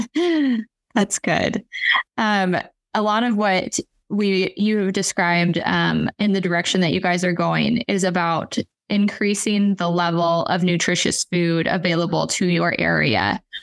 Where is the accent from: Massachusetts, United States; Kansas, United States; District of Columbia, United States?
Kansas, United States; Western; moved away; I'm from Western Kansas originally